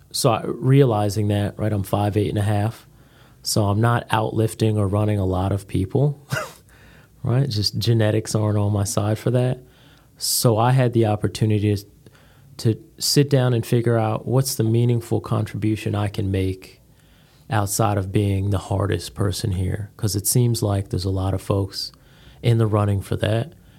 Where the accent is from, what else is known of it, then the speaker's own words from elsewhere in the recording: Connecticut, United States; moved away as an adult; originally from Connecticut, came down here by way of the Marines